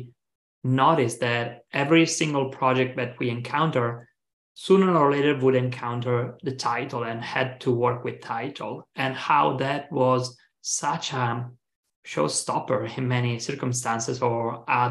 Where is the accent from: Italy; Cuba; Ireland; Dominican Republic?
Italy; moved away as an adult; now in San Francisco, United States; I'm from Italy